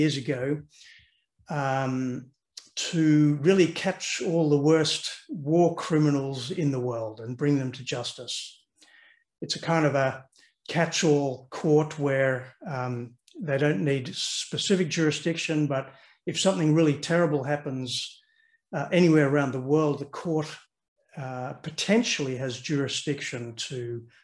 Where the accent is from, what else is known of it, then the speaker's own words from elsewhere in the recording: Australia; moved away as an adult; also born or lived in London; now in Netherlands; So I grew up in Australia. I'm an Australian. You probably hear that in my accent